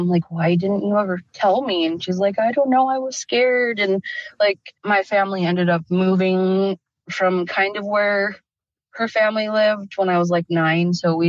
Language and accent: English; Idaho, United States; also born or lived in Utah; now in Minnesota, United States; I live in Minnesota, but I'm from Idaho and Utah.